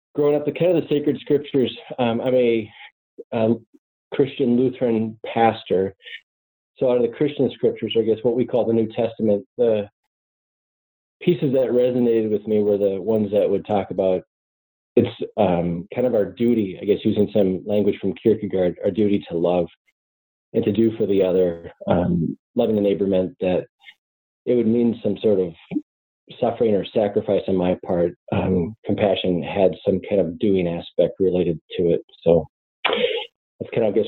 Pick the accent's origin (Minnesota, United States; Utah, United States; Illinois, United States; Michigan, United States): Minnesota, United States; suburbs of Minneapolis; I'm just a kid from the upper Midwest. I grew up in the suburbs of the Minneapolis area